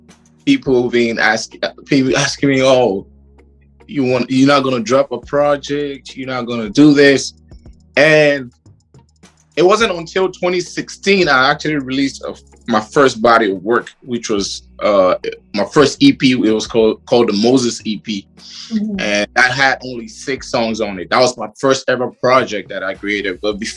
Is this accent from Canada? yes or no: no; Liberia; moved away; also born or lived in Kenya / Malawi; I come from a family of six children, and I'm from Liberia, but I've lived pretty much all over Africa. I lived in East Africa, and I lived in southern, down in Malawi, and I lived in Kenya